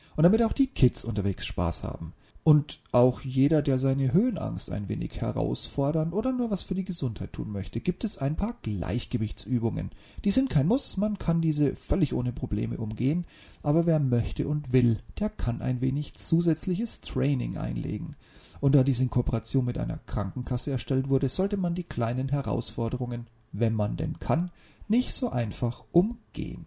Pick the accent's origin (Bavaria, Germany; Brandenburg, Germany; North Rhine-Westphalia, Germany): Bavaria, Germany; near the Bavarian Forest, Germany; moved away; in meiner alten Heimat nahe dem Bayerischen Wald